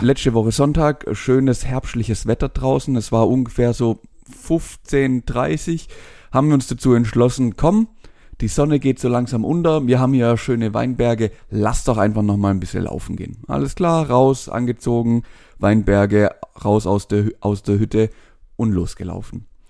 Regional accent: Swabia, Germany; Da bin ich Schwabe

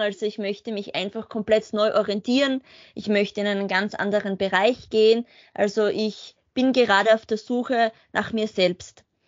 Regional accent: Spielberg, Styria, Austria; also born or lived in Graz; Ich komme aus dem Murtal, ähm, genauer gesagt da, wo der Red Bull Ring Spielberg liegt.

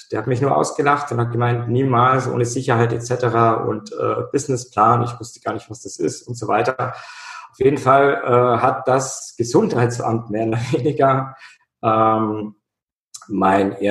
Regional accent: Bavaria, Germany; In meiner Kindheit war immer Schnee bei uns in Bayern

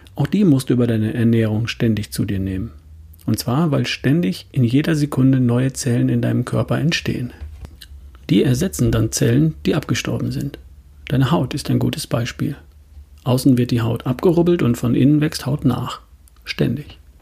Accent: Germany; bei uns in Deutschland

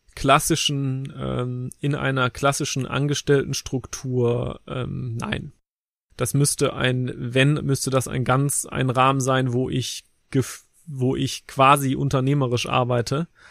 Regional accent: Cologne, North Rhine-Westphalia, Germany; also born or lived in Leverkusen; Also ich bin gebürtiger Kölner

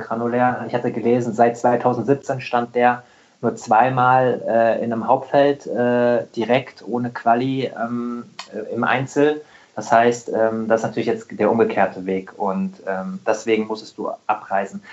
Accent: Rheingau, near Wiesbaden, Hesse, Germany; Ich bin auch äh, Hesse, ich komme ich komm aus dem Rheingau äh, bei Wiesbaden

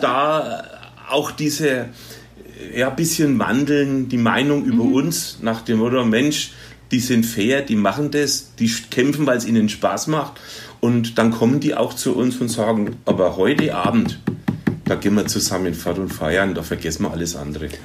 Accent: Germany; wir als Deutsche

